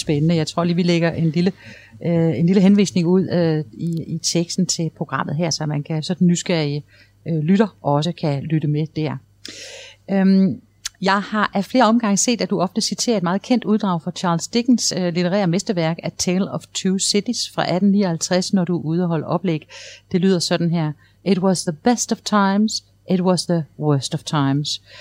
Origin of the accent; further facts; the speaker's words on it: Esbjerg, Southern Denmark, Denmark; Jeg er selv fra Esbjerg